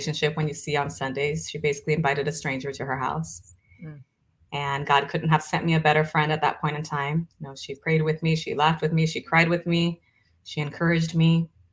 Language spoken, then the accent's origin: English; Brazil; moved away; I'm originally from Brazil.